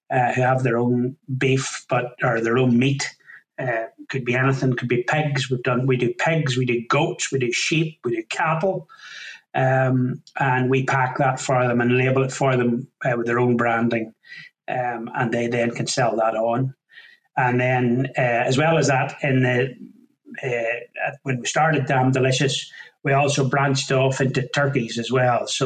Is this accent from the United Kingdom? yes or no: yes; County Down, Northern Ireland, United Kingdom; moved away as an adult; now in Lanarkshire, United Kingdom; as you can tell by the accent, not originally from these parts, originally from County Down in Northern Ireland.